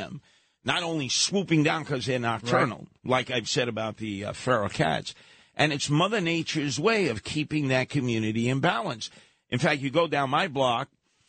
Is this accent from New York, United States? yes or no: yes; New York City, New York, United States; where I grew up in Canarsie